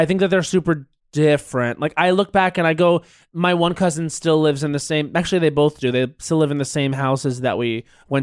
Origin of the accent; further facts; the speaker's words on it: Islip, New York, United States; Islip is where I'm from